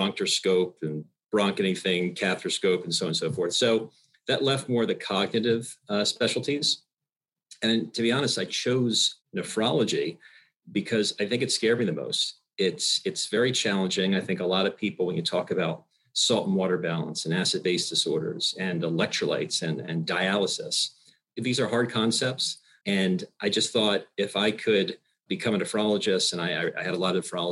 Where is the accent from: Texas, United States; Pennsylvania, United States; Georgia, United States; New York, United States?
Pennsylvania, United States; Bucks County; also born or lived in Michigan / Philadelphia; I grew up in Bucks County, Pennsylvania